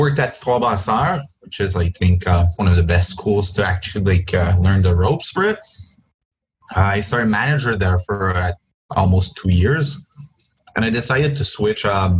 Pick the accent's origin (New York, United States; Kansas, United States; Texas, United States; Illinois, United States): Illinois, United States; Joliet; But then I come from Joliet, so L'Interlude, now known as L'Albion, like was one of the spots where I actually like went and got my first beers.